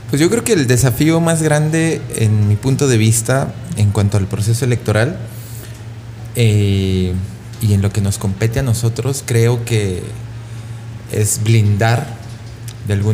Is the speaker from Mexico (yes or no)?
yes; Pabellón de Arteaga, Aguascalientes, Mexico; Yo soy de Pabellón de Arteaga el año pasado eh, asesinaron a una chica trans en mi municipio